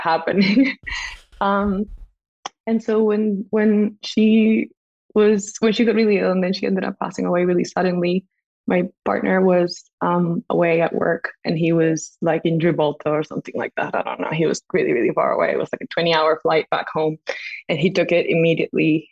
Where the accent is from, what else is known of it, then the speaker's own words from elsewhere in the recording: Costa Rica; moved away as an adult; also born or lived in England; we live in Costa Rica. So, and I'm from Costa Rica